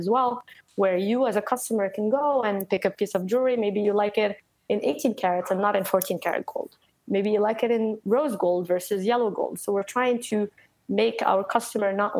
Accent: Morocco; also born or lived in Paris, France; now in United States; I grew up in Morocco. I lived in Paris for a while before coming to the US.

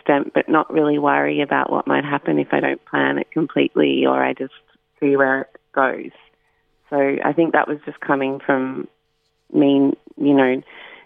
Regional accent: Warrandyte, Victoria, Australia; I grew up in Warrandyte, and so I was always at the river

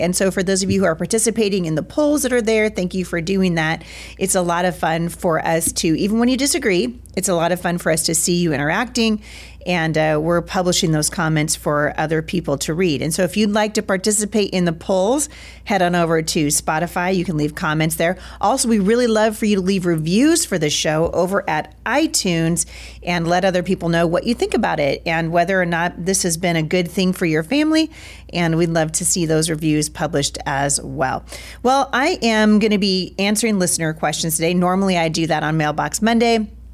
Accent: Pacific Northwest, United States; I am from the Pacific Northwest. We have many, many Native American tribes here

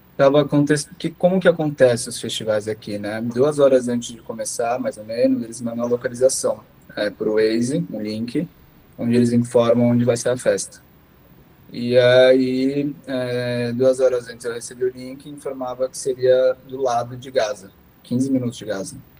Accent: São Paulo, Brazil; moved away as an adult; now in Israel; sou brasileiro, nascido em São Paulo e há cinco meses atrás eu acabei me mudando para Israel

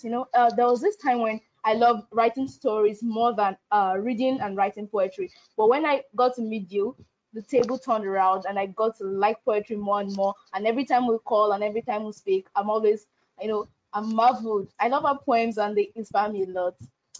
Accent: Nigeria; I'm from Nigeria

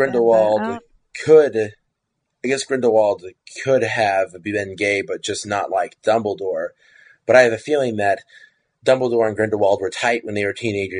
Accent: Kansas, United States; I grew up in Kansas, you know, and Kansas is not very tolerant of homosexuals

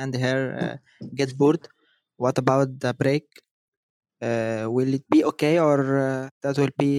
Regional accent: Egypt; I'm from Egypt.

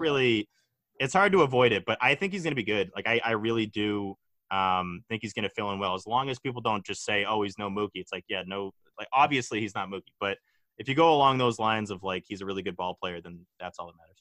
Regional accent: Hingham, Massachusetts, United States; I'm from Hingham

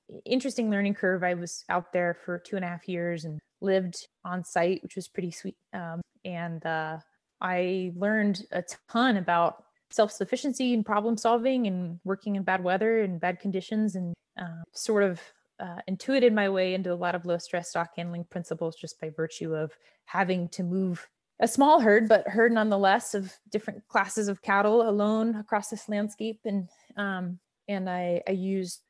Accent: North Carolina, United States; I'm from North Carolina. That's where I was born and raised and went to college

